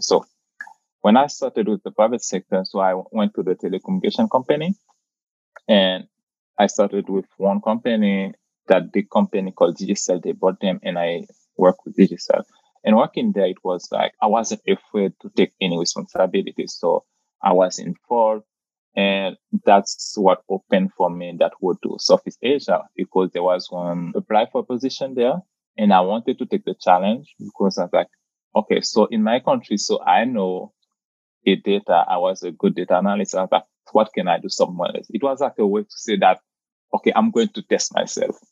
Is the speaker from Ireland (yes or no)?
no; Port-au-Prince, Haiti; moved away as an adult; also born or lived in Papua New Guinea; now in New York, United States; So I came from the Caribbean. So you just mentioned that I born and raised in Puerto au Haiti